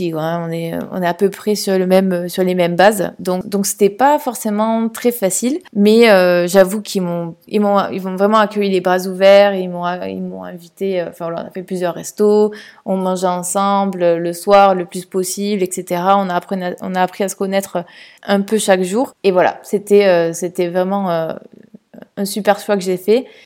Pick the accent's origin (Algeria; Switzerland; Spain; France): France; now in Italy; pour pouvoir vivre une vie euh, normale et pas en tant que française en Italie, voilà, mais plutôt que en tant que … qui parle italien